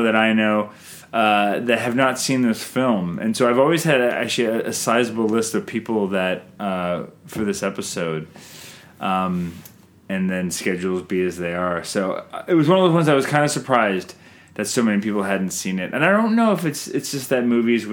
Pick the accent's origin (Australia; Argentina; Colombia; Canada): Canada; I'm Canadian filmmaker